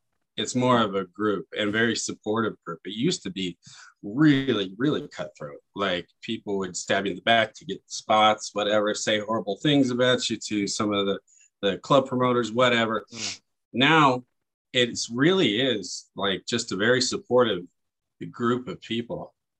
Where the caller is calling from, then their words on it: Las Vegas, Nevada, United States; Yeah, I live down here in Vegas. I do most of my work down here.